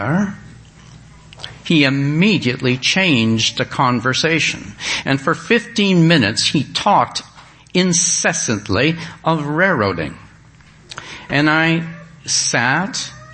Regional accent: Canada; I'm from Canada

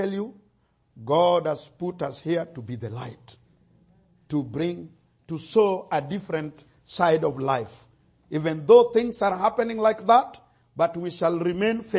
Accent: Kenya; my situation as a Kenyan

